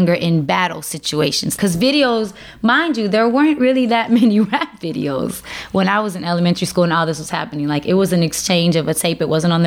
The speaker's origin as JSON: {"language": "English", "town": "Chicago", "region": "Illinois", "country": "United States", "said": "I'm from Uptown Chicago"}